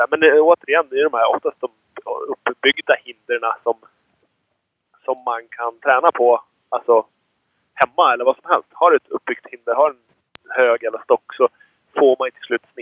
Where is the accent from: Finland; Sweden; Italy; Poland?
Sweden; near Björklinge / Uppsala, Uppsala County; Du och jag är ju födda ganska nära eh, Björklinge, eller Uppsala